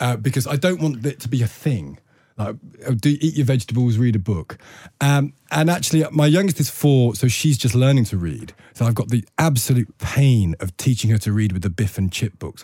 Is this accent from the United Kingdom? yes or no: yes; Loughborough, East Midlands, United Kingdom; I came from Loughborough